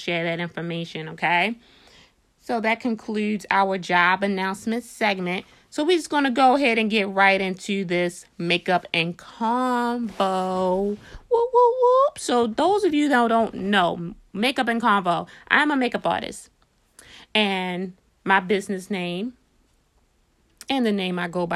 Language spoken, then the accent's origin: English; Baltimore, Maryland, United States; we're from Baltimore, we're straight fresh out of Baltimore